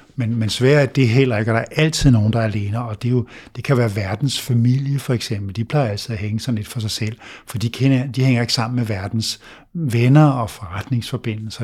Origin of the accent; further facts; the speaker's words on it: Denmark; vi danskere